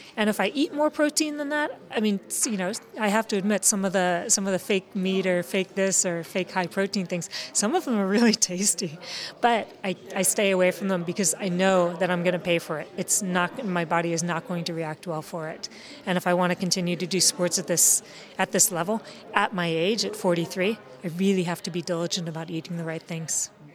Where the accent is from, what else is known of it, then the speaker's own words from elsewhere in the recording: United States; I'm American